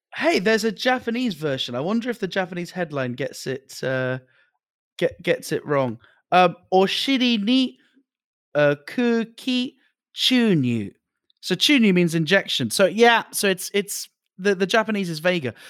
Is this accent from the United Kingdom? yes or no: yes; United Kingdom; even as a British person